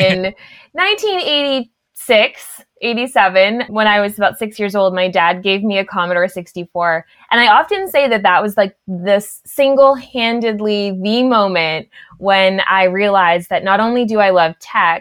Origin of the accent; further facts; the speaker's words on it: Ottawa Valley, Ontario, Canada; I grew up in the Ottawa Valley.